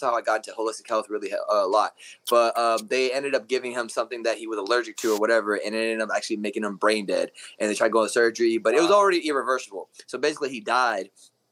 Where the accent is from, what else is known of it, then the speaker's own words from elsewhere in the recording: Kansas City, Missouri, United States; also born or lived in Ciudad Juárez, Mexico; I was born in Juarez, Mexico. And I moved up here when I was 4 in Kansas City area